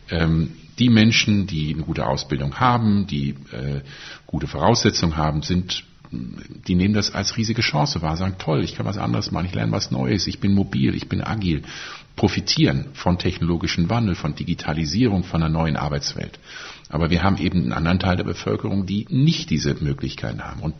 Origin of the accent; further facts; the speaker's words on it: North Rhine-Westphalia, Germany; Ich komme auch aus Nordrhein-Westfalen, daher heißt es so.